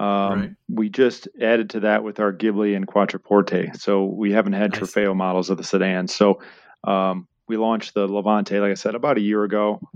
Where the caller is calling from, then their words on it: Oxford, Michigan, United States; I'm zooming for Oxford, Michigan, just north of Detroit.